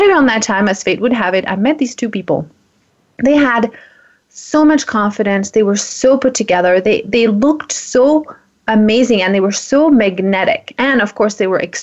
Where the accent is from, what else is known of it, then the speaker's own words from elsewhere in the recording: France; moved away; I'm from France